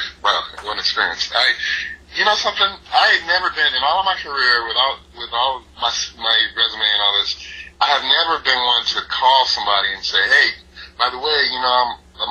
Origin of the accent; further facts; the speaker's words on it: New Haven, Connecticut, United States; I'm from New Haven, Connecticut